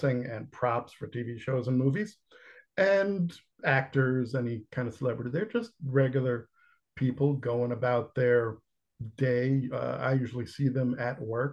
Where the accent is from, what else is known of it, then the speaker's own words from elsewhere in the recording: New York City, New York, United States; I'm from Queens Village